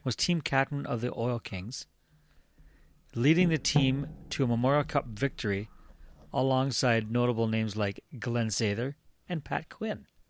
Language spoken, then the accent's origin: English; Sarnia, Ontario, Canada; I grew up in Sarnia.